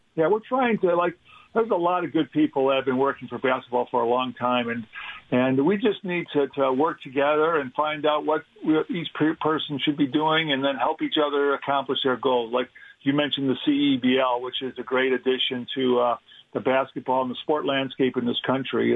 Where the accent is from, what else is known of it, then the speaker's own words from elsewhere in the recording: Chicago, Illinois, United States; moved away as an adult; also born or lived in Denver; a big firm in Chicago, Illinois, uh, my hometown